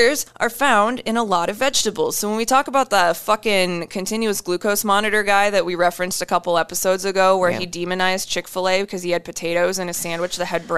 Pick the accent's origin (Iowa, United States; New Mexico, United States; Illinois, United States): Iowa, United States; I'm from Iowa